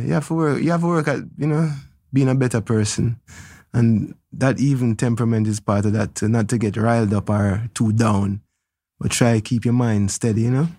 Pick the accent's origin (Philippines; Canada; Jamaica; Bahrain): Jamaica; Kingston, Kingston Parish; I was born in Trenchtown at my house.